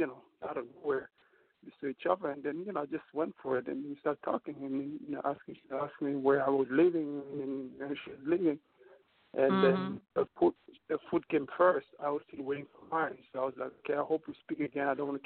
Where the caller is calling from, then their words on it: New York, United States; And I'm calling from New York.